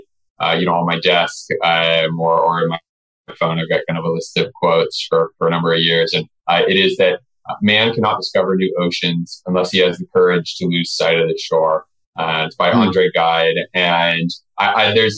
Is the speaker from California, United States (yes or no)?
yes; Nevada City, California, United States; I grew up in Northern California in a small town that most people have never heard of called Nevada City.